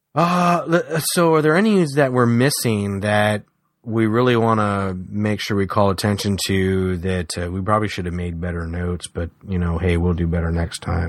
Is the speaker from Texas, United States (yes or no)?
yes; San Antonio, Texas, United States; I grew up in San Antonio.